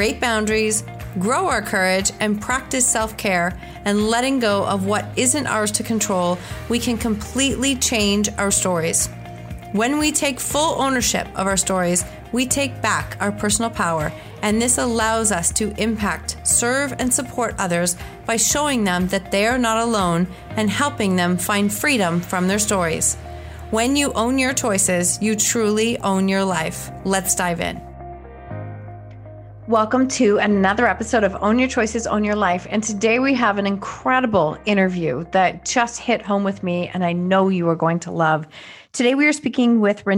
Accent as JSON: {"language": "English", "country": "Canada", "said": "us Canadians who are here in the winter"}